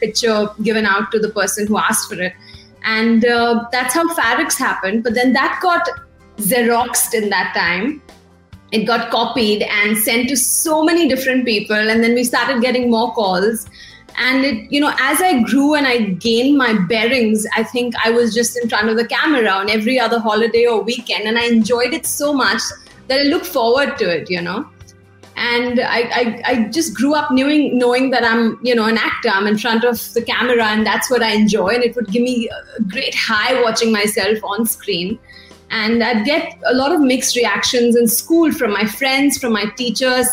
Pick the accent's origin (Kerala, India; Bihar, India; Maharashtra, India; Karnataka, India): Maharashtra, India; Mumbai; moved away as an adult; now in Perth, Australia; Born and bred in Mumbai